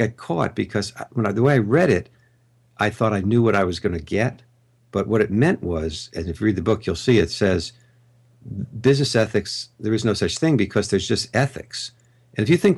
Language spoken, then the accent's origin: English; Long Island, New York, United States; moved away; I'm from New York originally, from Long Island. I grew up there